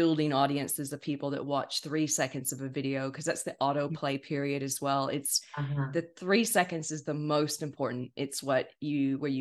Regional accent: California, United States; accent: American; moved away as an adult; now in Sydney, Australia; I'm originally from California in the States.

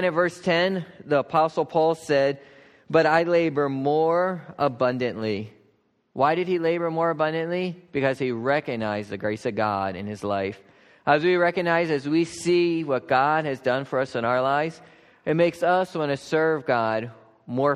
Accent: Lancaster County, Pennsylvania, United States; I grew up farming in Lancaster County here

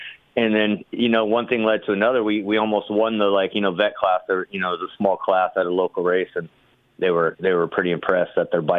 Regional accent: Glendale, California, United States; I grew up in Glendale.

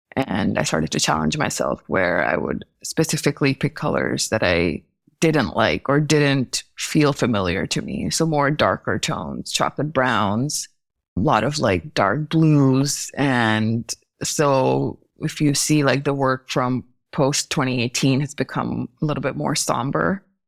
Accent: New Delhi, Delhi, India; moved away as an adult; also born or lived in Chicago / Maryland; growing up in Delhi, in India

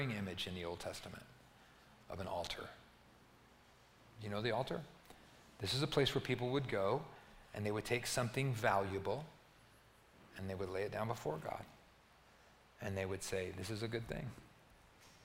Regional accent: Albuquerque, New Mexico, United States; when I was growing up in Albuquerque

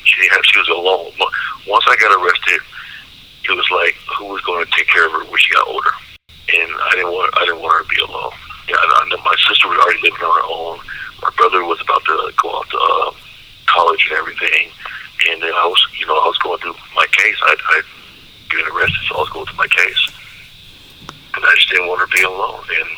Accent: Memphis, Tennessee, United States; also born or lived in Waukegan, Illinois; I was born in Waukegan, Illinois, but my really earliest memories are living in Memphis, Tennessee. That's my earliest memories.

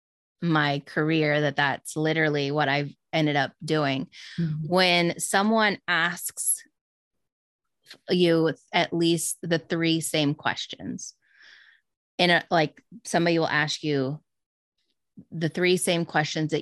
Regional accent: Midwest, United States; moved away as an adult; now in Florida, United States; I grew up in the Midwest and I recently moved to Florida.

